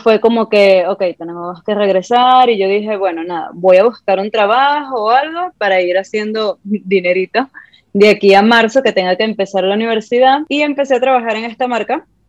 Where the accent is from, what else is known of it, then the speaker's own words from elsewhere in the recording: Ciudad Guayana, Bolívar, Venezuela; soy de Venezuela, de Ciudad Guayana, de Puerto Ordaz